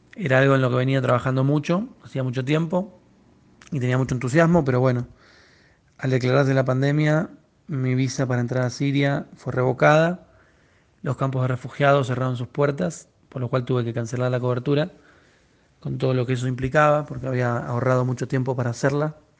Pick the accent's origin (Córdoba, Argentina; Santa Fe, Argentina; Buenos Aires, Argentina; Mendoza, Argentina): Buenos Aires, Argentina; soy periodista de Argentina, de Buenos Aires